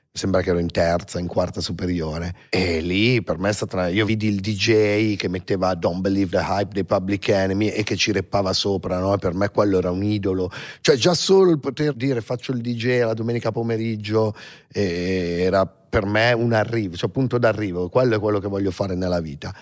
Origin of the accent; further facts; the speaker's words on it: Milan, Lombardy, Italy; sono nato a Milano e i primi anni di vita, cioè fino ai 3-4 anni, 5 forse, so, ho vissuto in piazzale Corvetto